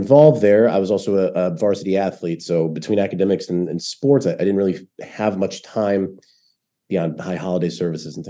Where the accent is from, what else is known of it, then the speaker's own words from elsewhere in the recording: St. Louis, Missouri, United States; moved away as an adult; also born or lived in Connecticut; now in Israel; I grew up in the suburbs of St. Louis, Missouri.